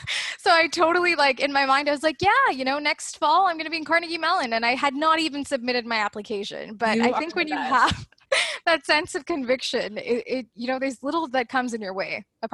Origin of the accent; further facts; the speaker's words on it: Canada; the prof was asking everyone like, where are you from? So I was like, Canada.